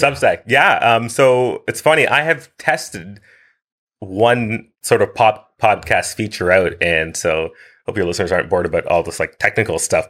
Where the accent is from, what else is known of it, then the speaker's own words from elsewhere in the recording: Winchester, Ontario, Canada; moved away as an adult; also born or lived in Kingston, Jamaica / Ottawa, Canada; now in Vancouver, Canada; I've lived in uh, Vancouver, BC since 2015, but I grew up outside of Ottawa in a little town called Winchester